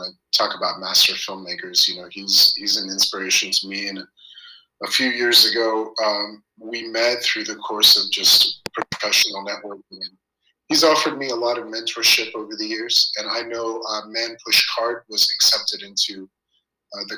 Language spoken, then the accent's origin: English; Texas, United States; moved away as an adult; also born or lived in New Mexico; now in Los Angeles, United States; I was raised in Texas